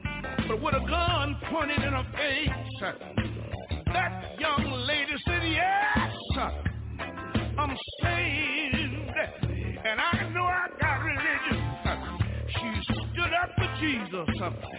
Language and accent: English; Houston, Texas, United States; when I think about my hometown in Houston, Texas.